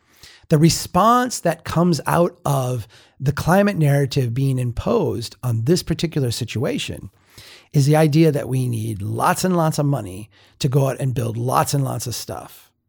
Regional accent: Minnesota, United States; I am from the North. I'm from a small town in Minnesota.

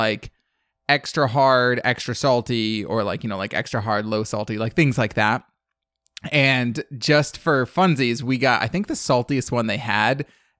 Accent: Michigan, United States; I grew up in Western Michigan. It's a very Dutch settlement, like immigration.

